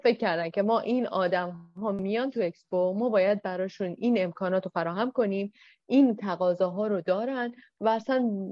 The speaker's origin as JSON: {"language": "Persian", "country": "Iran", "said": "ما به عنوان یک ایرانی"}